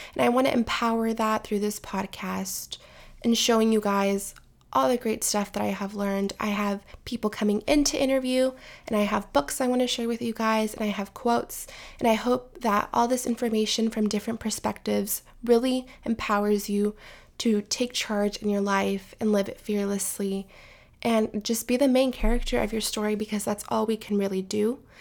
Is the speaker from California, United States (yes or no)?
yes; California, United States; I am from California